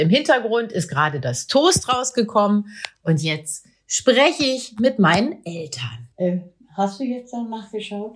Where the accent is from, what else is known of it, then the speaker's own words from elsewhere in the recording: Meppen, Lower Saxony, Germany; in meiner Heimatstadt Meppen